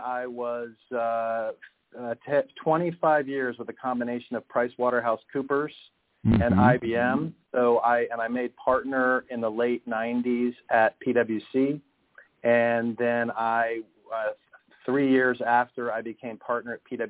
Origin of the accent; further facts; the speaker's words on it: Cincinnati, Ohio, United States; also born or lived in Nashville / Japan; now in Charlotte, United States; I grew up in Cincinnati, Ohio, lived all over the country, lived all over the world throughout my life. But I guess my hometown was Cincinnati